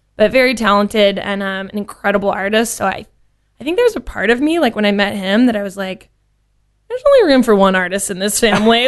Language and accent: English; Louisiana, United States; moved away as an adult; also born or lived in Lafayette, Louisiana / Baton Rouge, Louisiana; now in Dallas, United States; born and raised in Louisiana? Yes. Um, I'm from all over the state. I was born in Lafayette.